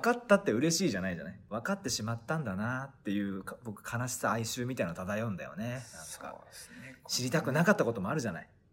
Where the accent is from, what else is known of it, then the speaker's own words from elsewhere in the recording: Tsugaru, Aomori, Japan; accent: Tsugaru dialect; 僕はもともとそんなになまってなかった